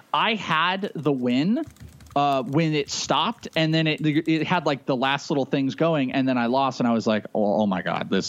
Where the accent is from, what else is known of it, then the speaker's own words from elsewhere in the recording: Arizona, United States; I'm from Arizona.